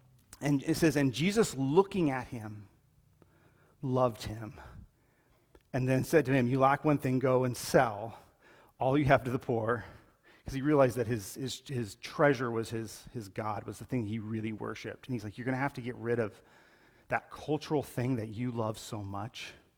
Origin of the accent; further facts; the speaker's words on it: Colombia; like, when I grew up in Colombia, it was known that if you were a paralytic or if you had some issues, like, your life was just a beggar.